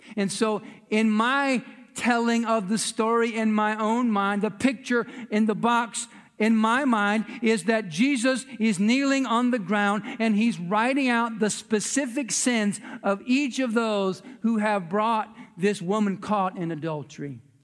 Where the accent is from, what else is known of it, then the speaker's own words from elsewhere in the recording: United States; we as American citizens